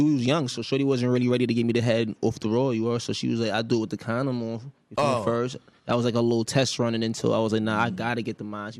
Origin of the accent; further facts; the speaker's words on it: Mount Vernon, New York, United States; also born or lived in Bronx, New York; because before I moved to Mount Vernon, I used to live in the Bronx, and I moved to Mount Vernon when I was OD young. So, off rip, I don't jack him from the Bronx. Like, I don't rap the Bronx whatsoever. I'm straight from Mount Vernon. I rap Mount Vernon.